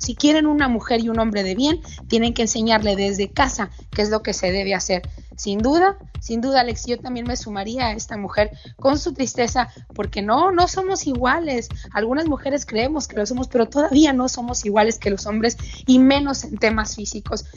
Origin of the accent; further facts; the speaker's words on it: Mexico; mi país